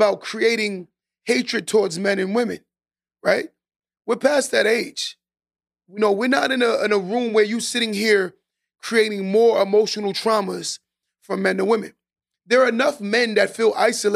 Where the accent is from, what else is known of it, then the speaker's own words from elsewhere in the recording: New York, United States; I'm from New York